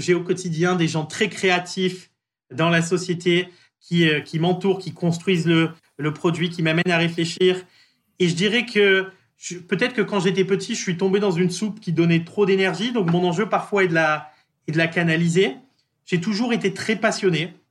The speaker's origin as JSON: {"language": "French", "town": "Marseille", "region": "Provence-Alpes-Côte d'Azur", "country": "France", "tie": "born or raised there", "also_born_or_lived": "Paris", "moved": "as an adult", "said": "j'ai grandi à Marseille"}